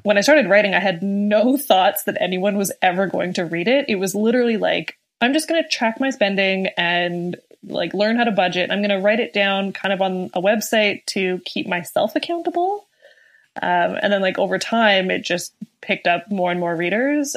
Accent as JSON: {"language": "English", "country": "Canada", "said": "being Canadian"}